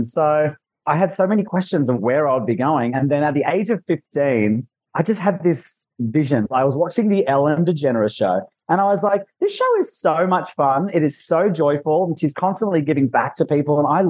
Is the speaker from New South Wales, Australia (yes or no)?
yes; Newcastle, New South Wales, Australia; accent: Ocker; also born or lived in Los Angeles, United States; now in New York, United States; I grew up in Newey